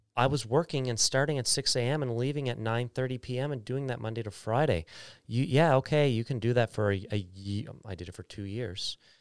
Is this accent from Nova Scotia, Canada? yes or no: yes; Bridgewater, Nova Scotia, Canada; moved away as an adult; also born or lived in Calgary; when I moved back from Calgary, I want Bridgewater to be a place that people don't wanna leave. When I was a kid, I wanted to leave